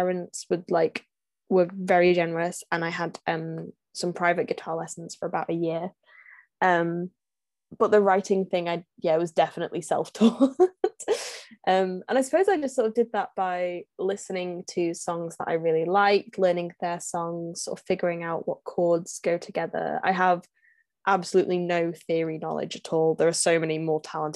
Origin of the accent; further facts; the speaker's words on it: North West England, United Kingdom; I'm from England, in the northwest of England.